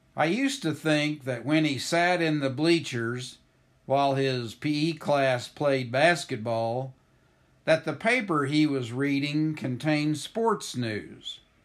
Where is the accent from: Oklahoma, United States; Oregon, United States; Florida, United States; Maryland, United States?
Oklahoma, United States; moved away as an adult; now in Marceline, United States; I grew up in Oklahoma, almost four hundred miles from Marceline, Missouri